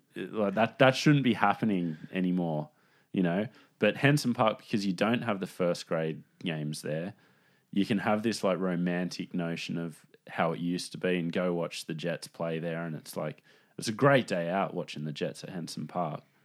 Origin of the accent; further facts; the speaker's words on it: Sydney, New South Wales, Australia; I grew up in Newtown.